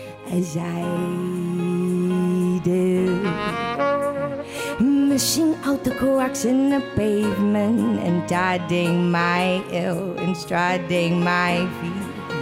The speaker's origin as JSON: {"language": "English", "town": "Indianapolis", "region": "Indiana", "country": "United States", "tie": "born or raised there", "said": "Shout out to Indy, my hometown."}